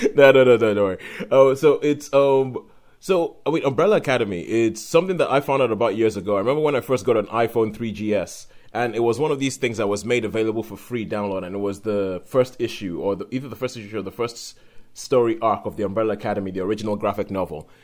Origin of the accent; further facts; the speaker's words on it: Nigeria; we're both Nigerian. We grew up in Nigeria